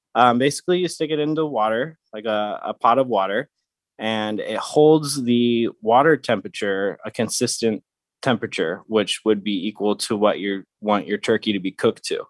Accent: St. Louis, Missouri, United States; also born or lived in Phoenix, Arizona; now in San Diego, United States; I grew up in Saint Louis, Missouri, um, I'm now out here in San Diego

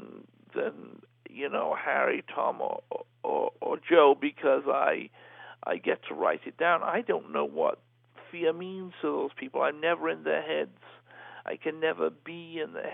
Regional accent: Liverpool, North West England, United Kingdom; my hometown of Liverpool

